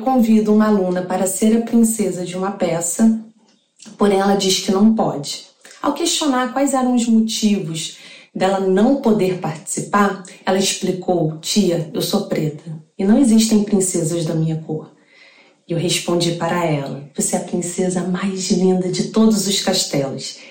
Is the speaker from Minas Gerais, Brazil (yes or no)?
no; Duque de Caxias, Rio de Janeiro, Brazil; sou de Duque de Caxias, do Rio de Janeiro